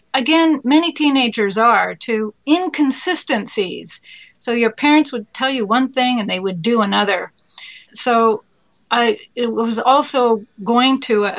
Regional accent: Ottawa, Ontario, Canada; also born or lived in Mexico / India / Russia / France; I grew up living in Mexico, in India, in Russia, France. And when we were not abroad, we were living in Ottawa.

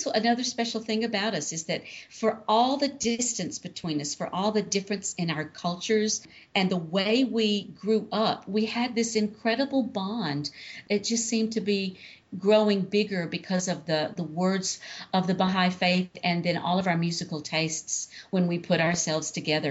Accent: Louisiana, United States; I'm the Southerner with, of course, the person born in Louisiana. I've got this jazz thing all around me.

